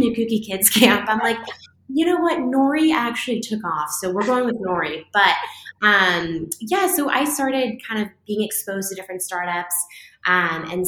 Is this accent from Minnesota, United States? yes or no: no; outside of San Francisco in the Bay Area, California, United States; now in New York City, United States; I grew up outside of San Francisco in the Bay Area